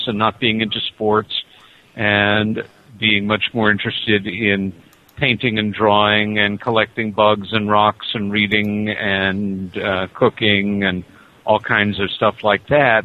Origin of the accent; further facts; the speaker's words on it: Nassau County, New York, United States; moved away as an adult; now in Ithaca, United States; growing up in Nassau County, about 30 miles east of where you are right now